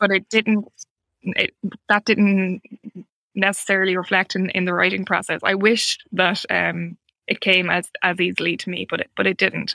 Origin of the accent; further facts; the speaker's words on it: Ireland; as an Irish writer